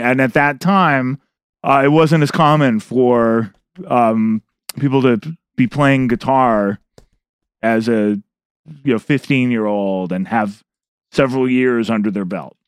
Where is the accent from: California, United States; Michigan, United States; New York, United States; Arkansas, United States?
California, United States; Berkeley; the reason I grew up in Berkeley is because of U C Berkeley